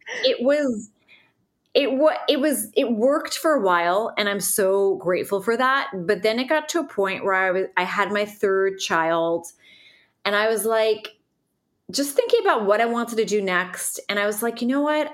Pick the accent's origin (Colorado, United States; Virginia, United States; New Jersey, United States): New Jersey, United States; Northern; moved away as an adult; also born or lived in New York City; now in Nashville, United States; I'm from Northern New Jersey